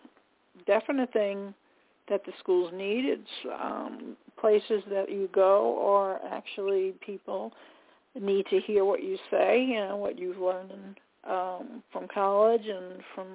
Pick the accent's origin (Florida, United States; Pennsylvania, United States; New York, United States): New York, United States; Long Island; I'm from Long Island myself